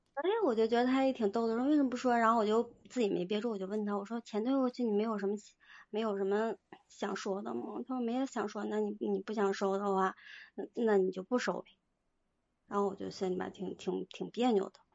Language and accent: Chinese; Northeast China, China; 我是东北人